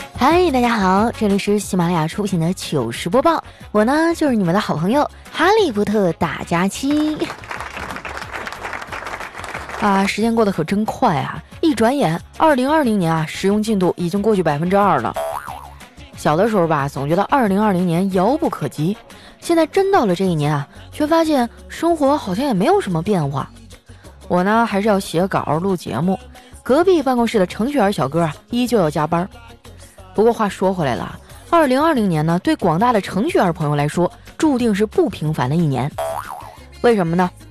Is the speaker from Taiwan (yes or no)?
no; Qitaihe, Heilongjiang, China; moved away; 我老家七台河